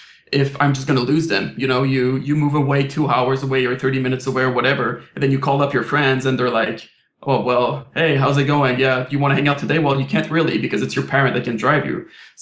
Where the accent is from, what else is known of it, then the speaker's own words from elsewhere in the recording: Quebec, Canada; first language French; English is a second language; Like, I was born and raised in Quebec. So I was French, French school, French parent, French friends back in Quebec.